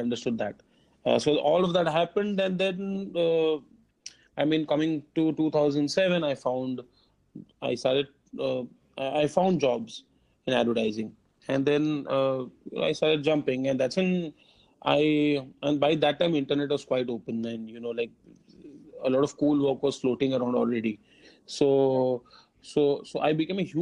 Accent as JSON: {"language": "English", "region": "Kerala", "country": "India", "tie": "born or raised there", "also_born_or_lived": "Mumbai", "moved": "yes", "said": "I am born and brought up in Kerala. So, I mean, we lived in Kerala for a long, long time. And then we had shifted to Bombay in 2000"}